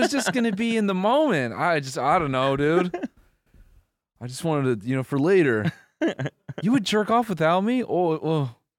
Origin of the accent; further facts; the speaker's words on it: Wisconsin, United States; I'm from Wisconsin.